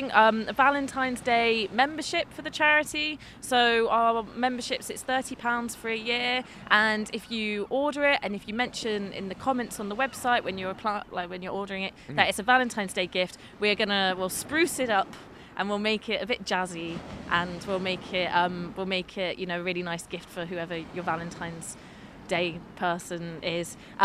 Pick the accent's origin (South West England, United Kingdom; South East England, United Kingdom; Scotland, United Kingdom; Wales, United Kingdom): South West England, United Kingdom; Bristol; moved away as an adult; now in Peel, Isle of Man; I moved to the island in May and I'm from Bristol